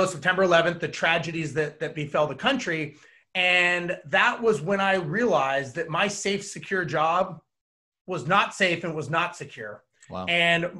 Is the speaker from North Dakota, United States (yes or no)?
no; Los Angeles, California, United States; I was born and raised in Los Angeles